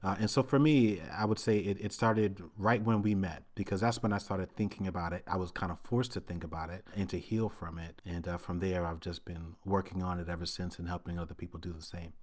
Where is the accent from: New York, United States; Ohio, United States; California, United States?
New York, United States; New York City; I grew up in Brooklyn, Brooklyn, New York City in the nineteen eighties